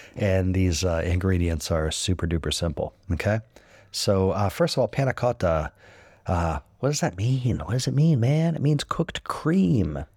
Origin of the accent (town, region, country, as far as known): United States